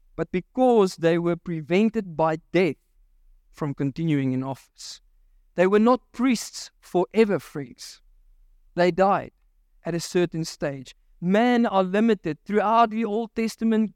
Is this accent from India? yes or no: no; Virginia, Free State, South Africa; there was a mud disaster in Virginia in Mary Spruit, uh, which is my hometown